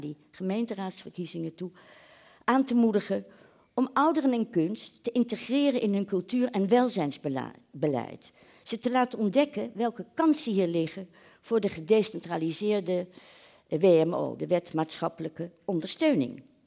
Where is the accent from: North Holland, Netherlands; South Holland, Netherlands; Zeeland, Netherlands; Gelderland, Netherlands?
South Holland, Netherlands; The Hague; ik kom uit Den Haag